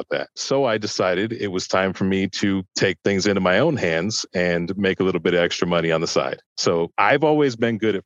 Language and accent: English; Chicago, Illinois, United States; now in Sacramento, United States; I'm originally from Chicago